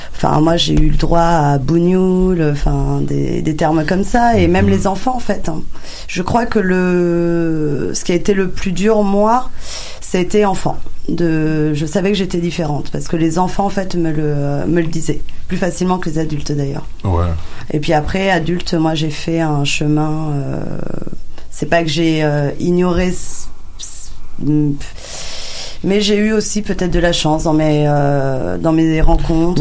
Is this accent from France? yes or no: yes; France; first language French; je suis euh, clairement française, je suis née en France, je parle que le français quasiment comme langue